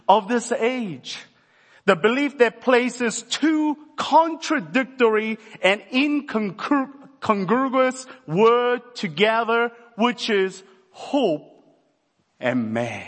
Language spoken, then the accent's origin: English; South Korea; I'm from Korea